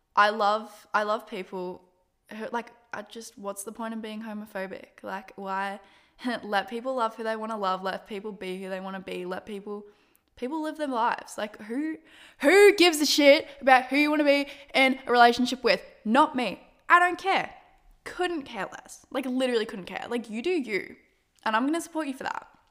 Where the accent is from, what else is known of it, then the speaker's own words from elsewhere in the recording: Australia; I'm Australian